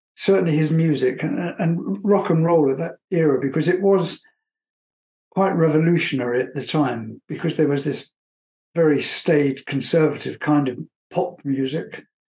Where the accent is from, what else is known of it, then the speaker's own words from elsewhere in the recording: England, United Kingdom; moved away as an adult; also born or lived in Munich, Germany; I was from England